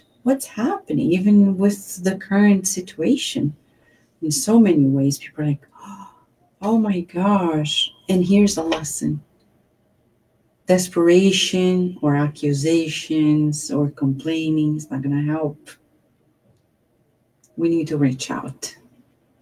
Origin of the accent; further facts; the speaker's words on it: Brazil; now in United States; I was born in Brazil.